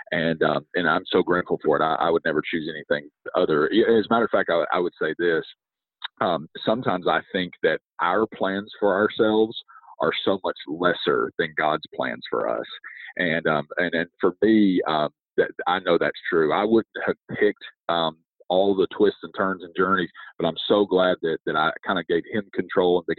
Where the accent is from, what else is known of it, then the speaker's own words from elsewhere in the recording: rural West Virginia, United States; I grew up in rural West Virginia, a very small town.